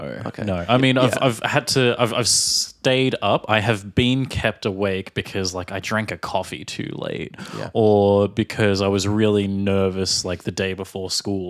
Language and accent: English; Australia; from Australia.